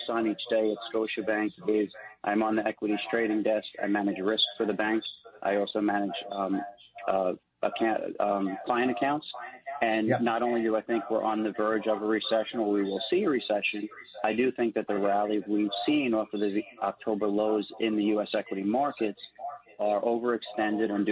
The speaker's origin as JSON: {"language": "English", "town": "New York City", "region": "New York", "country": "United States", "tie": "born or raised there", "said": "100% Italian, well, 100% born and bred in New York City"}